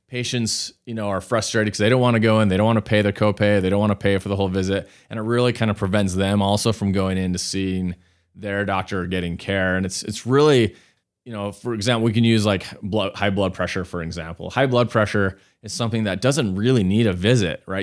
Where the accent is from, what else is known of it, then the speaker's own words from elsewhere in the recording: Salt Lake City, Utah, United States; also born or lived in New York; I grew up here in Salt Lake. So I am a, I'm a local